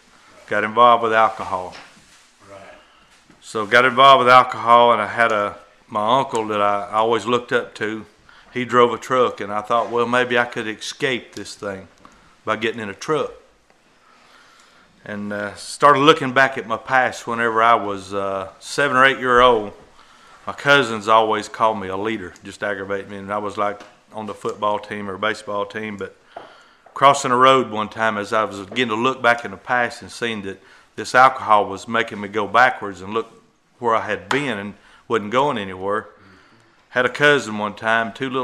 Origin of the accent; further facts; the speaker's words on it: Alabama, United States; at an early age, I was raised in Alabama